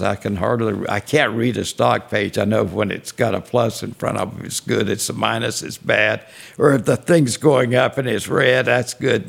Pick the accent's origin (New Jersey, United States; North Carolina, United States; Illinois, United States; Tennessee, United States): North Carolina, United States; Monroe; moved away; also born or lived in Unionville, North Carolina; I was born in Monroe, North Carolina. Actually, I was a home delivery